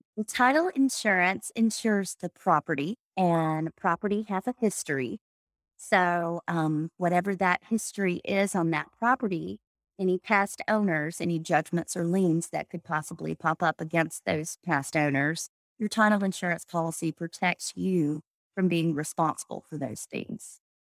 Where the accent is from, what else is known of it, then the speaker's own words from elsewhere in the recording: Anniston, Alabama, United States; moved away as an adult; also born or lived in Jacksonville, Alabama; now in Birmingham, United States; I'm from Anniston, Alabama, which is in between Birmingham and Atlanta